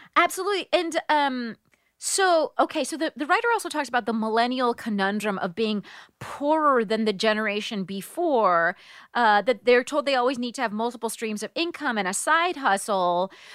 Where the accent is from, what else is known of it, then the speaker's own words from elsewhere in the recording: United States; I'm an American